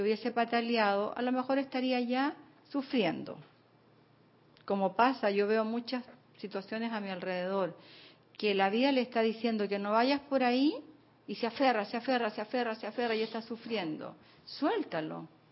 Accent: Chile; moved away as an adult; now in Panama; cuando yo me vine de Chile

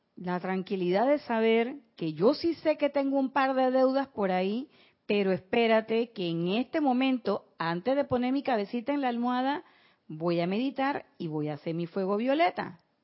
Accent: Panama; así son los panameños

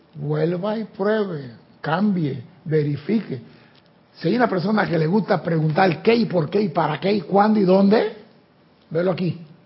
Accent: Panama; yo que soy chiquito de Panamá

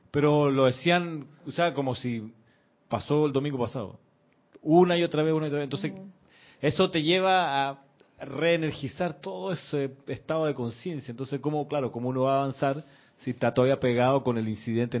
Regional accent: Chile; Me acuerdo de niño en Chile

